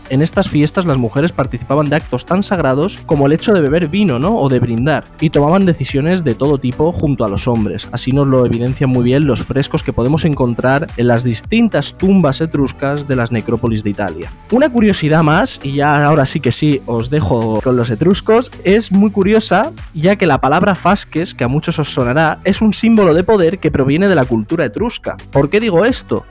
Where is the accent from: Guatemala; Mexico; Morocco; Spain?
Spain; San Vicente del Raspeig, Valencian Community; yo soy de San Vicente